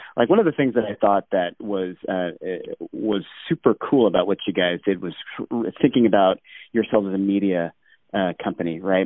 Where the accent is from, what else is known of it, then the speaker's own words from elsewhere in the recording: Alaska, United States; growing up in Alaska